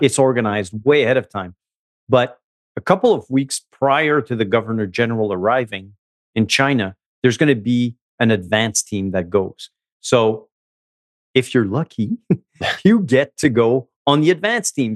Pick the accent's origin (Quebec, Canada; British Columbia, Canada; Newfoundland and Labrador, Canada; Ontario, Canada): Quebec, Canada; Montreal; I grew up in Montreal, um, from a, a French Canadian mom and a Vietnamese dad